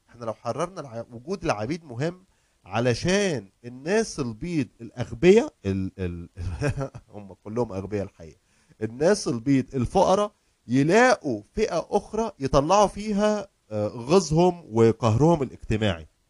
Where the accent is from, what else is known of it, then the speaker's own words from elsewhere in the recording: Egypt; now in United States; عندنا في مصر